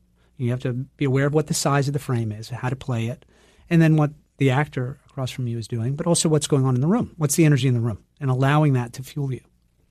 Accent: Turner, Maine, United States; I grew up in Turner, which is about 15 minutes outside the big city.

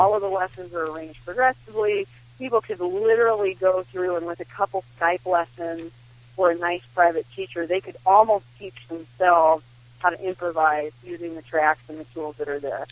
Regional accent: Midwest, United States; I grew up with too in the Midwest

